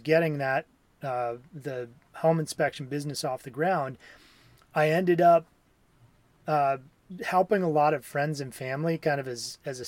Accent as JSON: {"language": "English", "region": "Wisconsin", "country": "United States", "tie": "born or raised there", "also_born_or_lived": "Minnesota", "moved": "as an adult", "said": "I grew up in Wisconsin"}